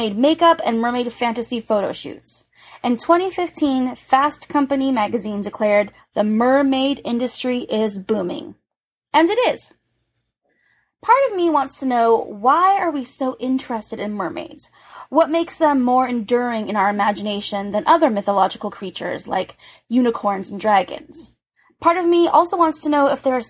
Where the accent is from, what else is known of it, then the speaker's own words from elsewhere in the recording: Hawaii, United States; now in New York City, United States; I grew up in Hawaii